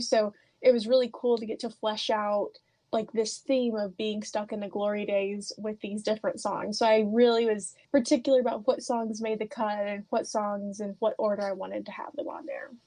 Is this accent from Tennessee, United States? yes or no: yes; Oliver Springs, Tennessee, United States; I love growing up in Oliver Springs